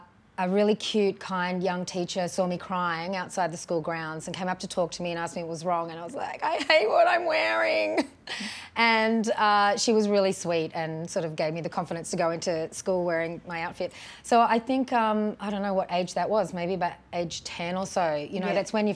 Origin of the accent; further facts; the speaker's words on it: Brisbane, Queensland, Australia; also born or lived in Canberra / Sydney / Lismore; and I grew up in Canberra and Sydney and Lismore. And then my family moved to Brisbane when I was about 13.